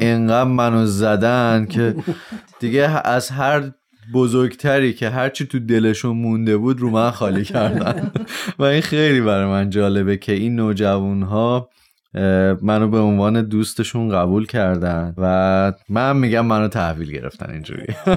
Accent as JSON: {"language": "Persian", "town": "Tehran", "region": "Tehran Province", "country": "Iran", "tie": "born or raised there", "said": "29 سالمه در شهر تهران به دنیا اومدم"}